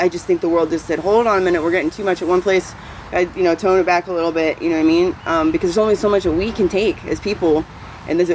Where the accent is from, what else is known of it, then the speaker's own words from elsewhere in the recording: Ohio, United States; now in Austin, United States; I'm from Podunk, Ohio